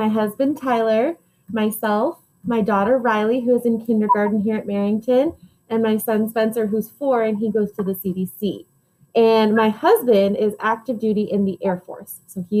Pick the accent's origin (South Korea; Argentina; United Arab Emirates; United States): United Arab Emirates; Dubai; I grew up in Dubai, which is in the United Arab Emirates.